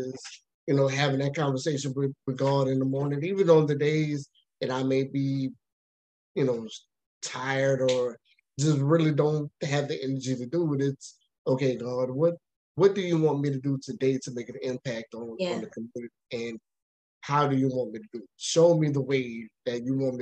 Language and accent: English; Lafayette, Louisiana, United States; also born or lived in Baton Rouge; pretty much been in Acadiana for all of most of my life, minus the 2 years that I lived in Baton Rouge